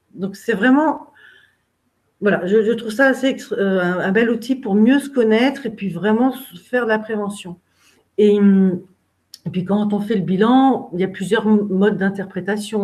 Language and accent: French; Brittany, France; moved away; je suis bretonne